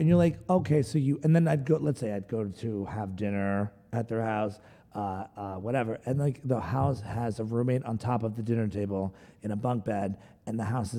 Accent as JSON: {"language": "English", "town": "Middletown", "region": "New Jersey", "country": "United States", "tie": "born or raised there", "also_born_or_lived": "Secaucus, New Jersey", "said": "my family moved down to Monmouth County to Middletown, New Jersey."}